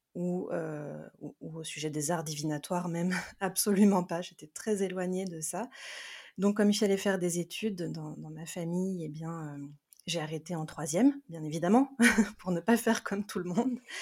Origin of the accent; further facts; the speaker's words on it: France; also born or lived in South America; Je suis née euh, en Amérique du Sud, j'ai été adoptée et j'ai grandi dans une famille donc française